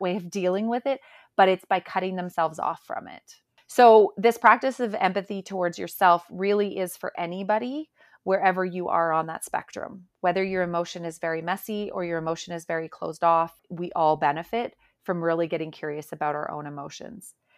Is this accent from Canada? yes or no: yes; Calgary, Alberta, Canada; I'm actually from Calgary, Alberta, and I live here with my family.